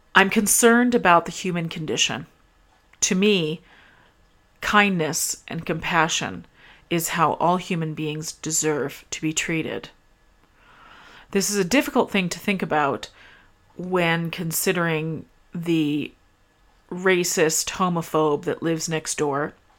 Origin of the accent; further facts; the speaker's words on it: Canada; I'm Canadian